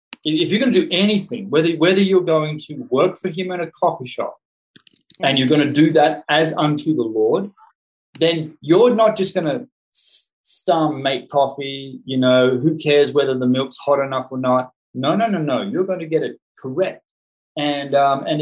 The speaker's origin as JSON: {"language": "English", "country": "Australia", "said": "I'm an Australian"}